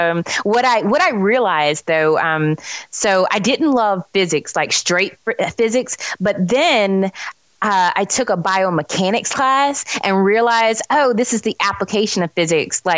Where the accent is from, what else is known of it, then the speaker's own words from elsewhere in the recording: Charlotte, North Carolina, United States; also born or lived in Greensboro, North Carolina; I'm from Charlotte, North Carolina